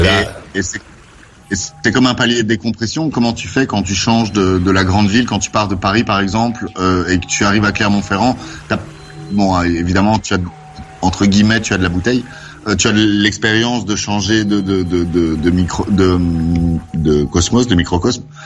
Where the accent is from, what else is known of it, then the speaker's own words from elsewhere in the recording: Brussels, Brussels-Capital Region, Belgium; now in Wavre, Belgium; de Bruxelles. Je suis né à Bruxelles.